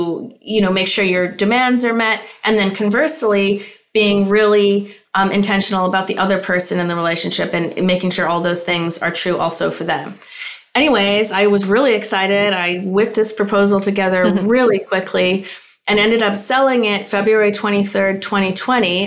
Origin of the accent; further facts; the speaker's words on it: Canada; now in Los Angeles, United States; I'm a Canadian living in Los Angeles and Venice Beach, actually.